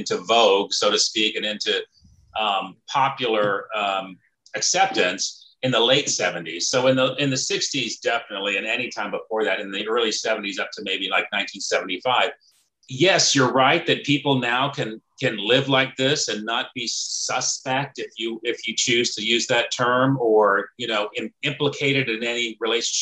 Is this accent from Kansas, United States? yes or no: no; Clovis, California, United States; also born or lived in Fresno, California; I grew up in Fresno